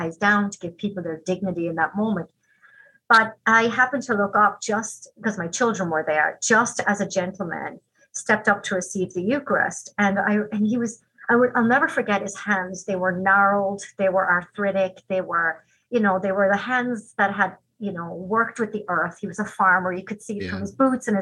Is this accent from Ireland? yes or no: yes; Ireland; now in Green Bay, United States; When I was growing up in Ireland, we were all taught a little song.